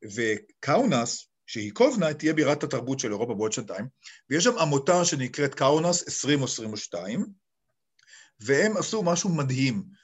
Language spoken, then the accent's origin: Hebrew; Ra'anana, Central District, Israel; moved away as an adult; also born or lived in Kfar Saba / Serbia; אני נולדתי בישראל. ופיזית בכפר סבא, אבל בעצם ילדותי הייתה ברעננה